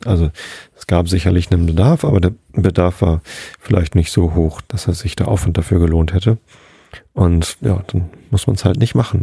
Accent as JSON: {"language": "German", "region": "Hamburg", "country": "Germany", "said": "Bei uns in Hamburg"}